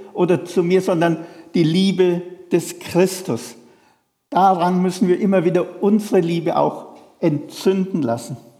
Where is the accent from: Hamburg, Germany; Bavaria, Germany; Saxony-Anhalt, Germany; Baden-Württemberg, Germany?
Bavaria, Germany; Feuchtwangen; moved away; in der Sparkasse in Feuchtwangen, wo ich herkomme